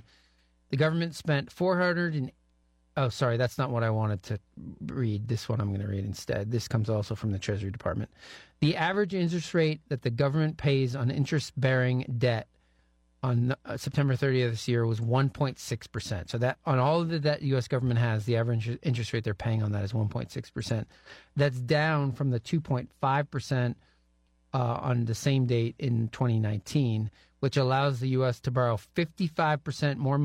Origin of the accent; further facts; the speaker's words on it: New Hampshire, United States; now in Pacific Northwest, United States; Where I grew up in New Hampshire